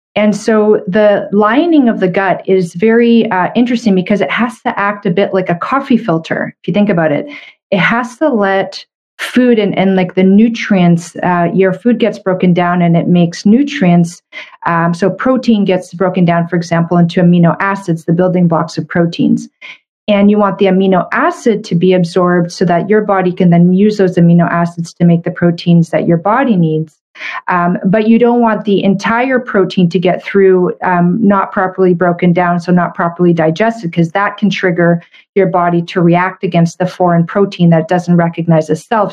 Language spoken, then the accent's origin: English; Canada; I'm a Canadian medical doctor